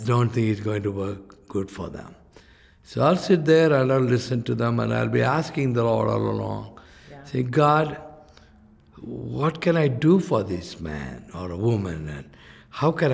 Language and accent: English; India; from India